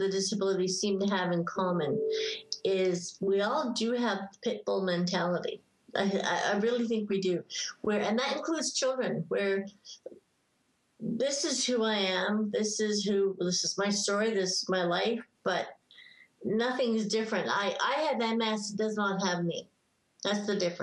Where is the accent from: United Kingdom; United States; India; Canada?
United Kingdom; England; moved away; I was born in England